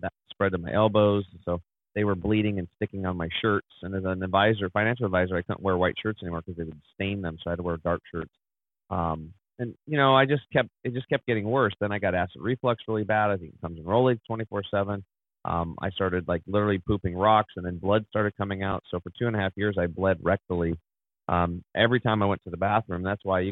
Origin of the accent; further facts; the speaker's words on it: Eastern Oregon, United States; I grew up over in Eastern Oregon, which is pretty much like Montana